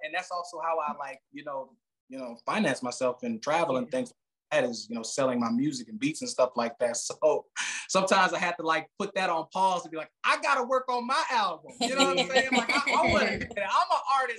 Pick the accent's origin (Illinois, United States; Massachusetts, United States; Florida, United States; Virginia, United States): Illinois, United States; Chicago; now in Phoenix, United States; I'm from Chicago, but I'm living currently in Phoenix.